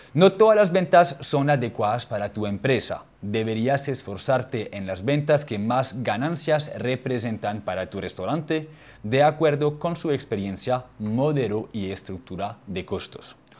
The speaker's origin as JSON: {"language": "Spanish", "country": "France", "accent": "French", "second_language": "Spanish", "moved": "yes", "said": "mi idioma no es el español, pues yo soy, yo soy francés y tengo el acento"}